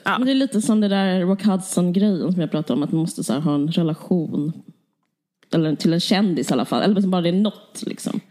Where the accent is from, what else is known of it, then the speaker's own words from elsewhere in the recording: Simrishamn, Skåne, Sweden; also born or lived in Stockholm; jag är också uppvuxen i Skåne